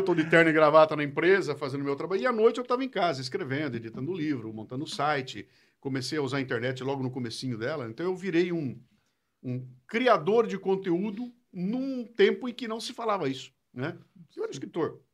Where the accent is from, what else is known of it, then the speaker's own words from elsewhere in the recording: Bauru, São Paulo, Brazil; accent: interior de São Paulo; moved away as an adult; now in São Paulo, Brazil; Eu sou nasci em Bauru, morei em Bauru até os 18 anos de idade.